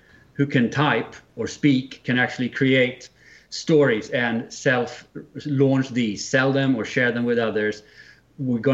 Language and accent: English; Sweden; accent: Swinglish; English is a second language; It's my Swinglish accent